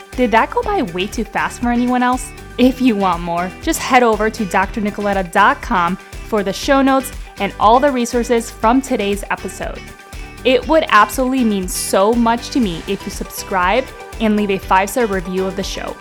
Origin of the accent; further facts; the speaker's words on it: Cleveland, Ohio, United States; moved away as an adult; I have, of course, moved across country to my hometown of Cleveland, Ohio